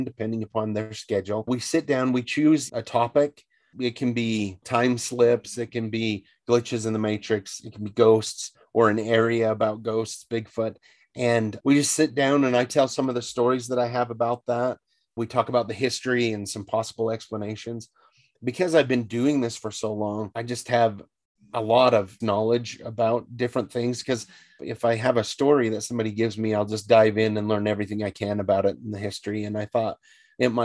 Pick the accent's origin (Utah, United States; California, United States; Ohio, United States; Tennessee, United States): Utah, United States; Northern; I grew up in Northern Utah near the wilderness